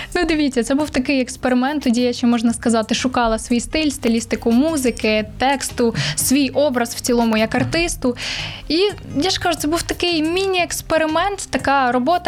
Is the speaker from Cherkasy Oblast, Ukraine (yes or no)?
no; Vinnytsia, Vinnytsia Oblast, Ukraine; Я сама з Вінниці, я Вінничанка